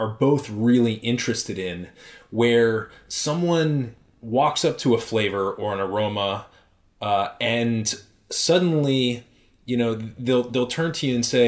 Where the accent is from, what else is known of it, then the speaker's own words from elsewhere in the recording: Western Massachusetts, United States; I grew up in Western Massachusetts, and that is the home of Yankee Candle.